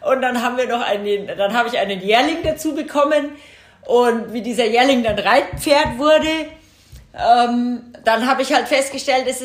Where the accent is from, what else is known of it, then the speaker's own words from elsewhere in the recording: Munich, Bavaria, Germany; ich komme ja selber aus dem Münchner Süden.